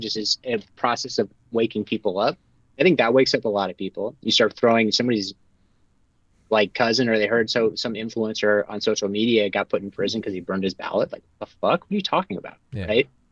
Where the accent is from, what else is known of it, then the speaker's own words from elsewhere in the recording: Connecticut, United States; I'm from Connecticut.